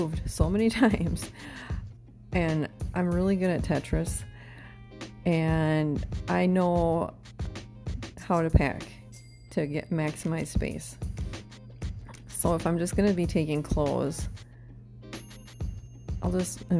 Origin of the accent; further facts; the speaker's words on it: Wisconsin, United States; moved away; I'm investing in future business dealings in my home state